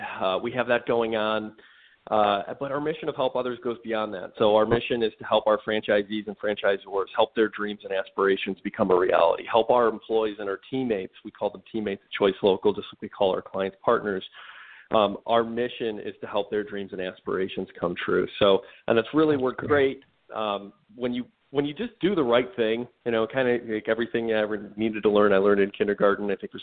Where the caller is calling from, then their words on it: Cleveland, Ohio, United States; I'm calling from Cleveland, Ohio. The old sunny Cleveland, Ohio.